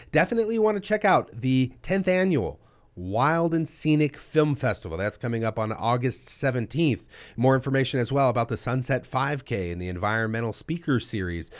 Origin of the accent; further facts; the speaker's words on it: Ventura, California, United States; I've born and raised in Ventura